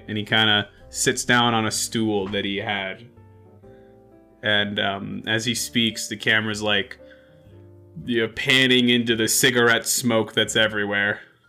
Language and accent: English; Maine, United States; now in France; So, I'm not extremely well traveled. You see, I grew up in Maine.